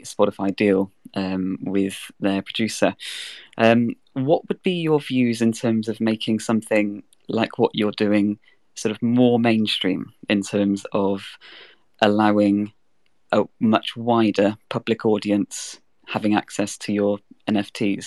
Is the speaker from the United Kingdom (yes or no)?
yes; England, United Kingdom; also born or lived in Bristol; I'm actually from England, in sort of Bristol, Southwest England now.